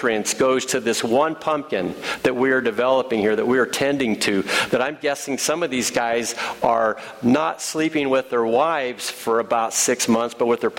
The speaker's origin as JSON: {"language": "English", "region": "Illinois", "country": "United States", "moved": "yes", "lives_now": "Ohio, United States", "said": "I'm from Illinois"}